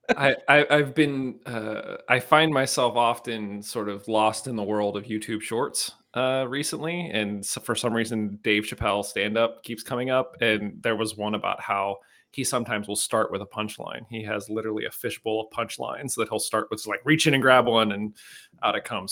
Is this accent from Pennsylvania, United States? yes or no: yes; Penn Hills, Pennsylvania, United States; Penn Hills